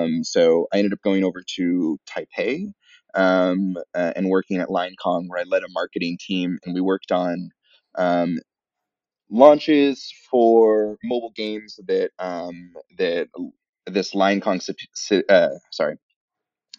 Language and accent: English; San Francisco, California, United States; moved away; I've been living in the U.S. my entire life. I grew up in San Francisco